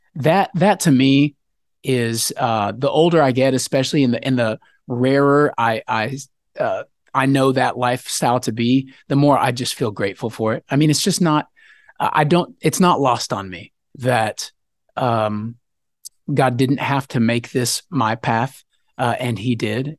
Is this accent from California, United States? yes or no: no; Texas, United States; also born or lived in Denver, Colorado; I was born up in Colorado, like Denver area where the mountains are, but I've lived most of my life in Texas.